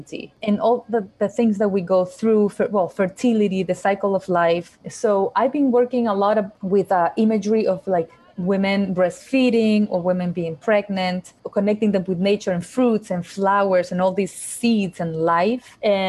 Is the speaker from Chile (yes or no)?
yes; Chile; also born or lived in Ecuador; Yeah, as I said, I was born in Chile. I lived there for about 5 years. When I was five, I moved to Ecuador, where my parents, my whole family, we moved to Ecuador. And I lived there for 7 years. And I came back afterwards to Chile.